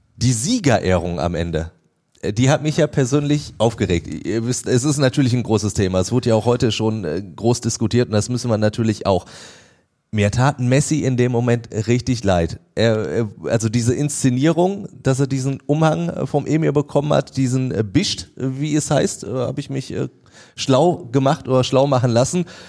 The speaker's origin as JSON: {"language": "German", "country": "Germany", "said": "bei uns in Deutschland"}